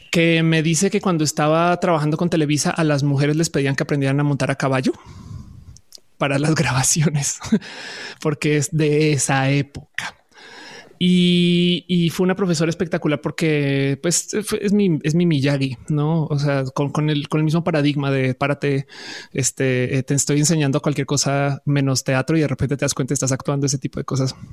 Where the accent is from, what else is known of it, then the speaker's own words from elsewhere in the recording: Colombia; also born or lived in Buenos Aires, Argentina / Caracas, Venezuela / Santa Cruz de la Sierra, Bolivia / Florida, United States; O sea, yo soy colombiana, pero también puedo decir que tuve casas en eh, Argentina, en Caracas, en Argentina, sí, exacto, en Buenos Aires, en Caracas, en Santa Cruz de la Sierra, en Bolivia.